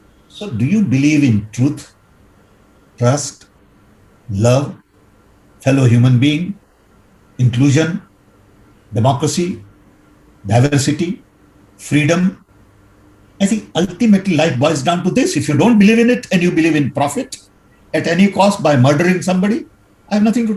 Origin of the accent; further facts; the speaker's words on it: Odisha, India; When I was growing up in Orissa